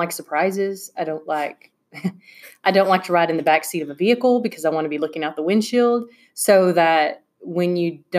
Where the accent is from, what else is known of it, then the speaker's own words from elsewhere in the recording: Gainesville, Texas, United States; I'm from Gainesville. We have Twin Bridges Road